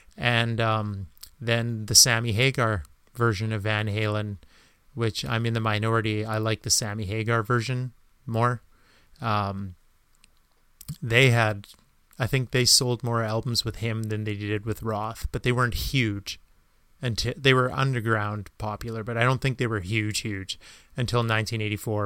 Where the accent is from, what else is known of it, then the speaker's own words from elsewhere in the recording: Canada; being Canadian